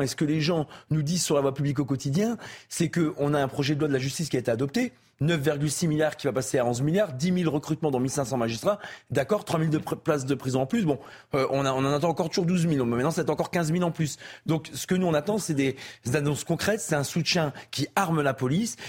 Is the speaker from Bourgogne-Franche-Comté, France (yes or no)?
no; the Nord, Hauts-de-France, France; comme on dit chez moi dans le Nord